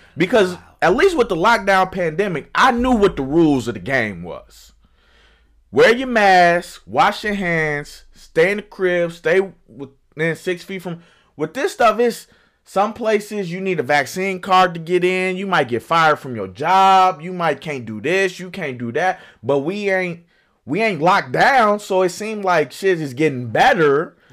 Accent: Chicago, Illinois, United States; I'm from Chicago

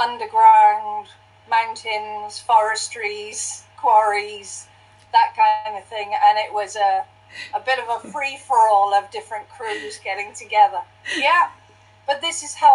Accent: Mid Wales, United Kingdom; I'm originally from the mountains of Mid Wales. I grew up in a quite large family.

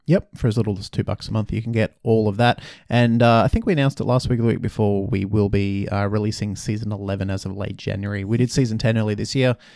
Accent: Brisbane, Queensland, Australia; moved away; in Brisbane, my hometown

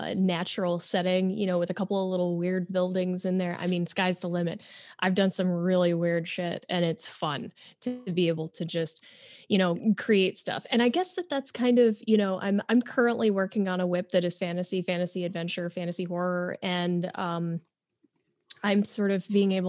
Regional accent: Syracuse, New York, United States; I am from a city, I'm from Syracuse

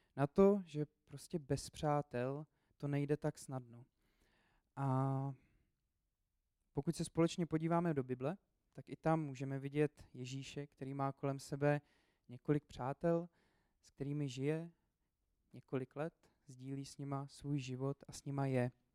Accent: Česká Lípa, Liberec Region, Czechia; now in Brno, Czech Republic; Já jsem původně z České Lípy, eh, a do Brna jsem se dostal kvůli škole. Potom jsem tam zůstal.

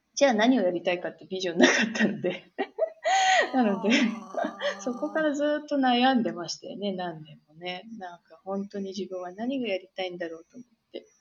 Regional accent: Tokyo, Japan; moved away as an adult; now in San Francisco, United States; 生まれも育ちも東京でずっと

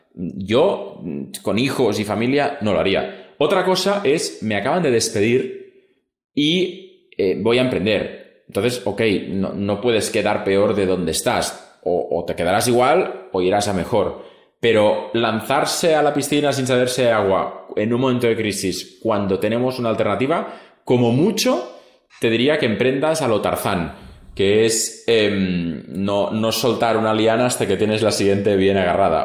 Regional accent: Spain; toda la vida siempre en España hablamos nosotros

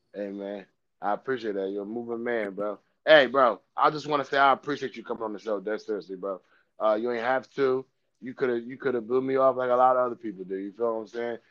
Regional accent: Dover, Delaware, United States; I'm from Dover, born and raised

